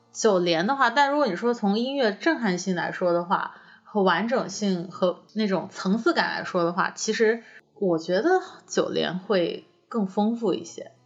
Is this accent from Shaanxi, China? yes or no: no; Hakka, Guangdong, China; moved away; 我其实我是客家人嘛，其实我也不是潮汕的